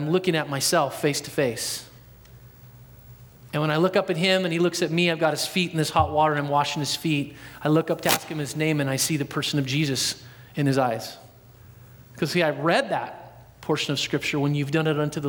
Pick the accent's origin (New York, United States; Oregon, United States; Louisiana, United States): Oregon, United States; Portland; also born or lived in Dallas, Oregon; I'm from Portland all my life, born and raised there.